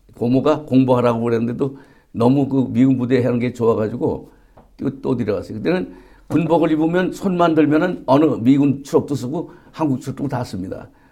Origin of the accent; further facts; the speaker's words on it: Yangju County, Gyeonggi Province, South Korea; 경기도 양조군 와보면 송천리 배나무 용진이라는 동네에서 어, 태어났습니다